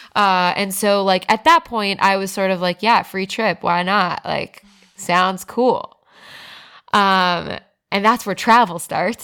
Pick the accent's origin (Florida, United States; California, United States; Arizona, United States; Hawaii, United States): Florida, United States; South; moved away; also born or lived in Broward County; I grew up in South Florida